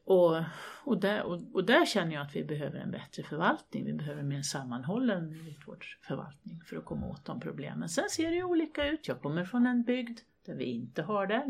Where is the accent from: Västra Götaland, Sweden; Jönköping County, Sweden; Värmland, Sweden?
Värmland, Sweden; also born or lived in Högboda, Kil Municipality; Jag kommer från Värmland, bor på landet